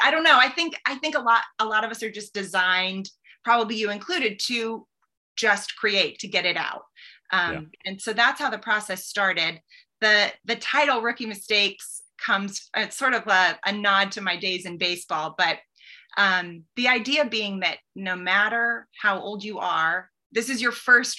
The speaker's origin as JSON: {"language": "English", "town": "Boston", "region": "Massachusetts", "country": "United States", "tie": "born or raised there", "moved": "yes", "lives_now": "Nashville, United States", "said": "I grew up in Boston"}